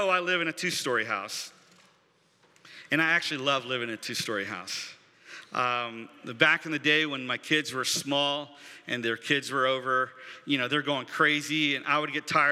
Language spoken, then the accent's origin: English; United States